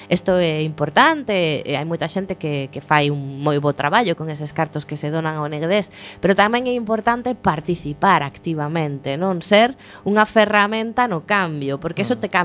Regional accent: Galicia, Spain; porque somos galegos e galegas, hai, non todos, pero estamos en Galicia

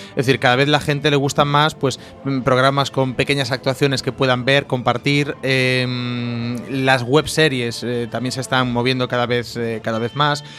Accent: Cambados, Galicia, Spain; la fiesta del Albariño, que es, bueno, es, mi fiesta y mi pueblo

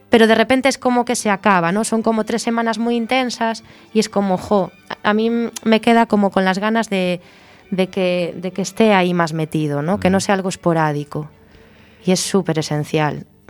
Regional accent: Sada, Galicia, Spain; yo soy sadense, yo soy de Sada.

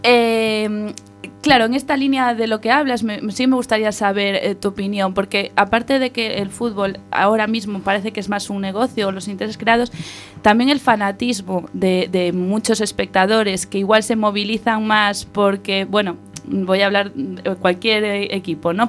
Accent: Vigo, Galicia, Spain; a mi tierra

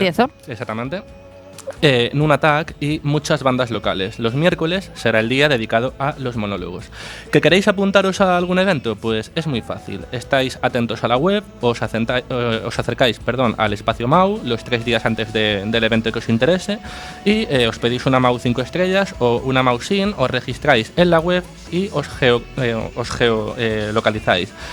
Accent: A Coruña, Galicia, Spain; como buen coruñés, he de decir

